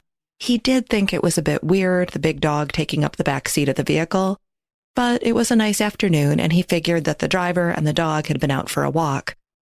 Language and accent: English; near Detroit, Michigan, United States; Growing up near Detroit